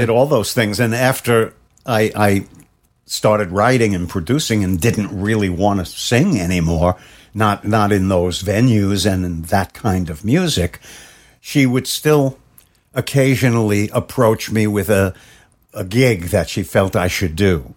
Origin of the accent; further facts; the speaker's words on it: New York City, New York, United States; as a kid growing up in Brooklyn